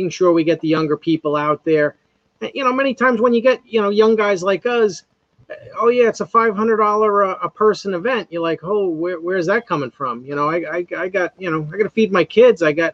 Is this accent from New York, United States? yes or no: yes; North Fork of Long Island, New York, United States; growing up in the North Fork of Long Island, we have a strong Indian heritage